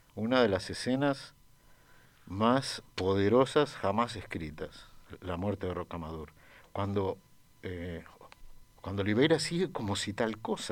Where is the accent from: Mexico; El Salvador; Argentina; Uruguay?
Uruguay; yo crecí en Uruguay